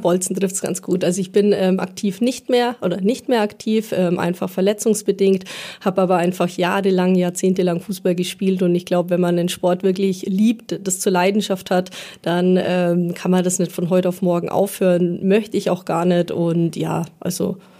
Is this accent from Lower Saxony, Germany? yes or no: no; Dillingen district, Bavaria, Germany; Ich komme aus dem Landkreis Dillingen, also ja, wirklich in der Region aufgewachsen, groß geworden